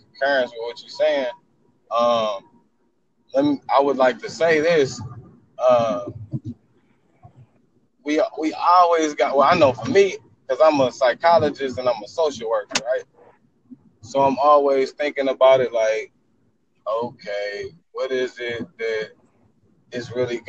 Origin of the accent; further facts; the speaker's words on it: Detroit, Michigan, United States; I'm from Detroit, Michigan, okay? Southwest, you know what I'm talking about? The hood